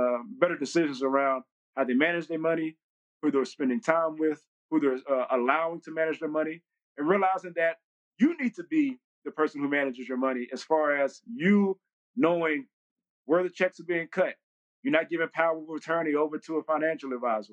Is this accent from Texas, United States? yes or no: yes; Texas, United States; moved away as an adult; also born or lived in Jacksonville, Florida / Pittsburgh, Pennsylvania; I came from Texas. I'm a country bumpkin at the end of the day